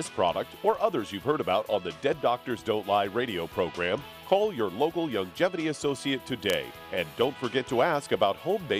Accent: Overland Park, Kansas, United States; my hometown, Overland Park, Kansas.

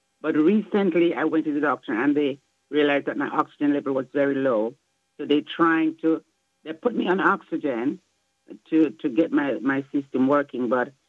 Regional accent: Jamaica; moved away as an adult; now in Flint, United States; am 68 years old. My height is 53. I'm 162 pounds. And I'm from Jamaica for the past 4 years.

